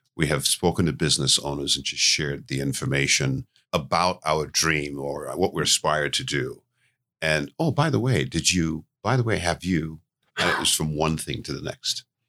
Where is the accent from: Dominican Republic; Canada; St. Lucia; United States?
St. Lucia; moved away; I was born in Saint Lucia, which is where the business originated from